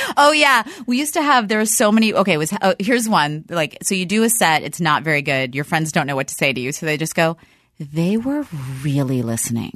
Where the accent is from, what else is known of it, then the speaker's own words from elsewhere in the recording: Dallas, Texas, United States; moved away; I'm from Dallas originally